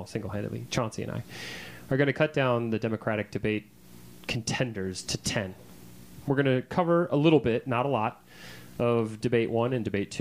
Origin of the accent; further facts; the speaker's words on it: Minnesota, United States; born or raised there